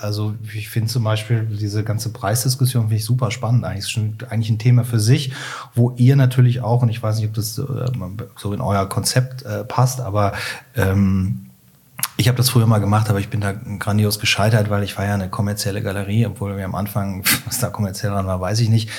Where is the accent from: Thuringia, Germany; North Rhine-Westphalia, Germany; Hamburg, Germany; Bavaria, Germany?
North Rhine-Westphalia, Germany; Cologne; formal ich bin Kölner